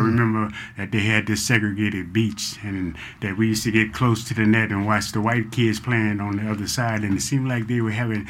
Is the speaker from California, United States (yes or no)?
yes; Los Angeles, California, United States; also born or lived in Houston, Texas; I came to California when I was 7 years old with my mother on a Greyhound bus. And we went straight to Watts.